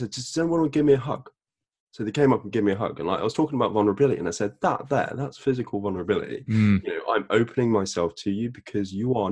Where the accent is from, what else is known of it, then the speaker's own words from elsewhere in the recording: United Kingdom; I'm a British person